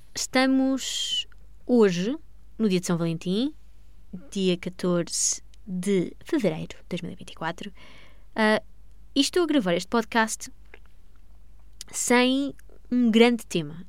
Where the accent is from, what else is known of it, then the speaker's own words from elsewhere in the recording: Portugal; sou portuguesa